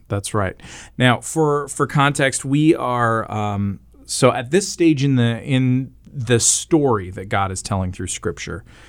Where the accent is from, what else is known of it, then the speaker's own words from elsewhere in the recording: Canada; I am Canadian